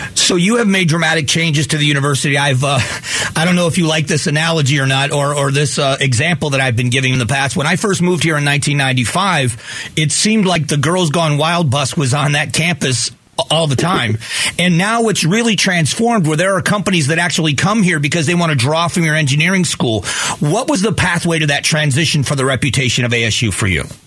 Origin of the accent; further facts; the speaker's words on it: Fort Myers, Florida, United States; moved away as an adult; now in Arizona, United States; I was raised in Southwest Florida. I've been out here since 1995, but return home often